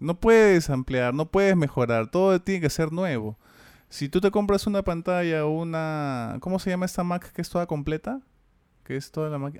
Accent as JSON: {"language": "Spanish", "country": "Peru", "said": "acá en Perú decimos mis viejos"}